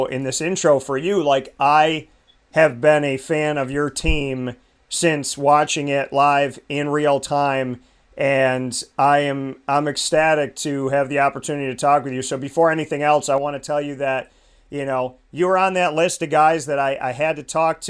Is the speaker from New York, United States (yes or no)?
yes; Syracuse, New York, United States; repping my hometown in a fantastic way